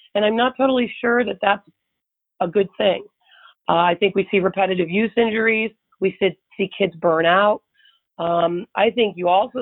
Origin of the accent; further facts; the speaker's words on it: Buffalo, New York, United States; moved away as an adult; I grew up in Buffalo, New York